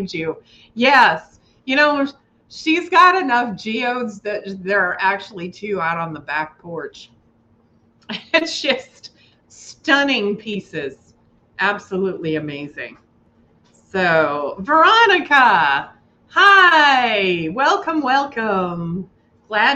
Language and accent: English; Billings, Montana, United States; now in Bridger, United States; my hometown of Billings and where I currently live in Bridger